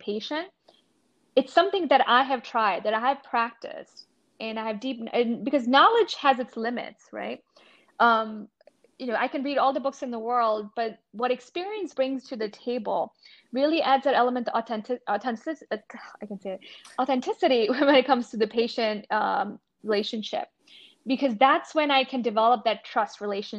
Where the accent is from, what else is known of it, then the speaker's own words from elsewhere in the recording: India; now in United States; I grew up in India